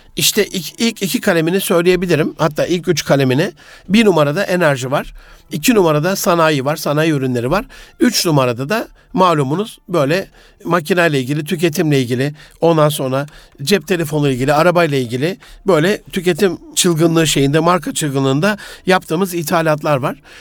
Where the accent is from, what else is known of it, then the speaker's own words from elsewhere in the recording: Gaziantep, Turkey; moved away; memleketim Gaziantep'te